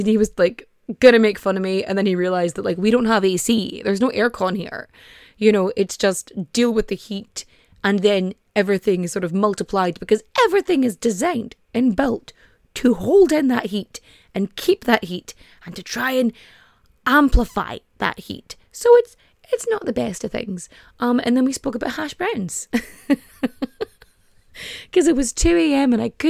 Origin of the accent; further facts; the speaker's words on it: Ulster, Ireland; It's like, I'm from Donegal.